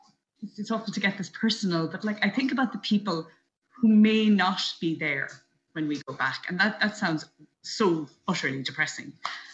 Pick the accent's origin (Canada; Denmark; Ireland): Ireland; New Inn, County Galway; moved away as an adult; also born or lived in New York City, United States; now in New Jersey, United States; I am from New Inn, County Galway. I've been living in New York City now for just over 25 years.